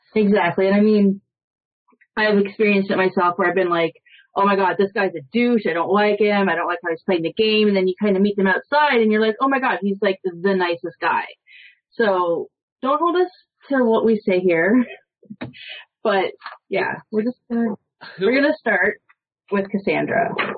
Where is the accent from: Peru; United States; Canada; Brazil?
Canada; Toronto, Ontario; I'm from Toronto